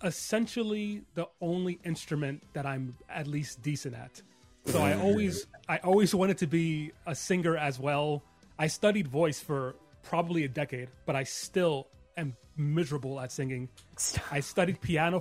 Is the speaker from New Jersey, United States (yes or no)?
yes; Jersey City, New Jersey, United States; also born or lived in New York City; I was raised in Jersey City, but I was technically born in New York